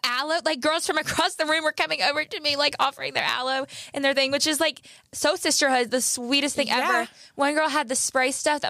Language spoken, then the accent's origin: English; Georgia, United States; I'm from Georgia